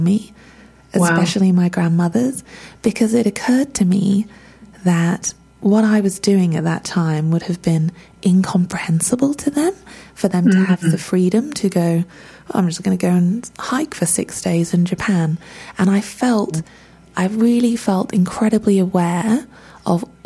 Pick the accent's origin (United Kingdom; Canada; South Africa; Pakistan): United Kingdom; England; I don't speak the language. I'm English